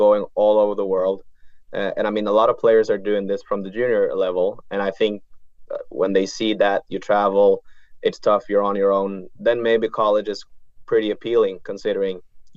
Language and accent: English; Bergen, Vestland, Norway; moved away; growing up in Bergen and playing tournaments